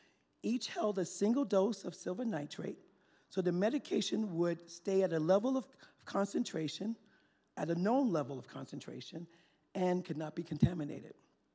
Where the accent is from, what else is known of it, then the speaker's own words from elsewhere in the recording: New York City, New York, United States; moved away as an adult; also born or lived in Idaho / New Mexico; since I was born and raised in Harlem, New York City.